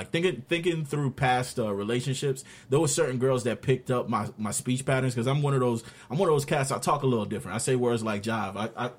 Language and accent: English; New York City, New York, United States; accent: New York; now in Florida, United States; I spent 12 to 13 of my years in Brooklyn. And I spent 10 plus down here in Florida.